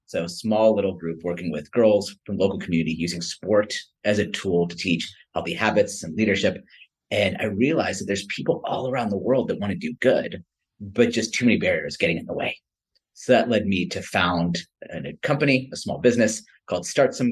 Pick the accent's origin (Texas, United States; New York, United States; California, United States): California, United States; Silicon Valley Bay Area; also born or lived in India; I was born and raised in the Silicon Valley Bay Area